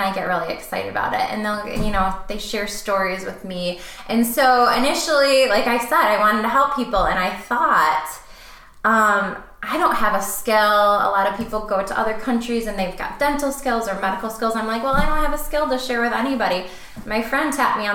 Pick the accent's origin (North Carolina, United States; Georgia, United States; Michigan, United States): Michigan, United States; Saginaw; moved away as an adult; also born or lived in Chicago; back to Michigan, I moved into a smaller town where I grew up. I grew up and I was raised there